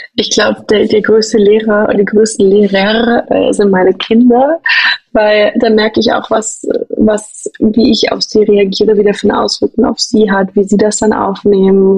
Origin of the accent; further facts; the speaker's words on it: Berlin, Germany; moved away as an adult; now in Zurich, Switzerland; Ich komme ursprünglich aus Berlin